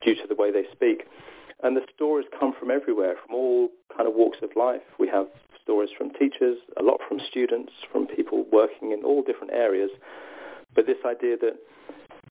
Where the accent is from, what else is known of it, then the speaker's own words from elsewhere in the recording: South East England, United Kingdom; my accent would never be classed as regional because I happen to come from the southeast of England